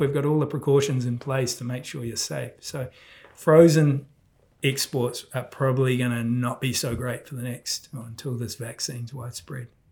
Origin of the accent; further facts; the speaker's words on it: New Zealand; being a Kiwi